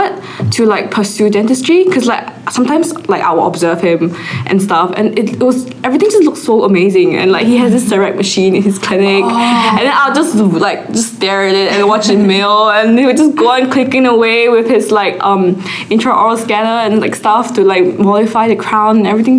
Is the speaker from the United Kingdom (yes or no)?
no; Singapore; So like I really like the aspect of dentistry, so that's why I came here from Singapore. And it's also close to home, so it's not too bad for me.